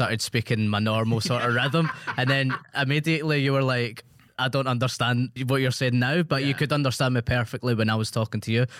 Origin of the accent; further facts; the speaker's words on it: Scotland, United Kingdom; accent: Scottish; Thanks for schooling me on my own accent.